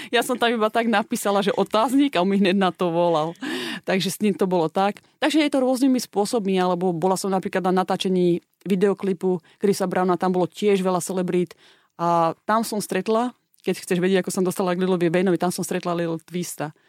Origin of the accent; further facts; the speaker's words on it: Slovakia; moved away as an adult; also born or lived in Australia; ja keď som mala 19 rokov, som odišla zo Slovenska